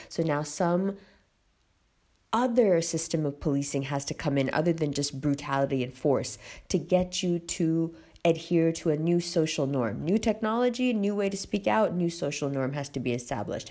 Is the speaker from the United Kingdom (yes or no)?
no; United States; also born or lived in Pakistan; as an American